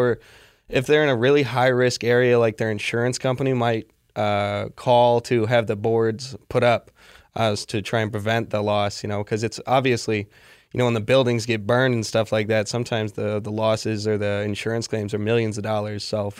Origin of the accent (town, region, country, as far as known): Minneapolis, Minnesota, United States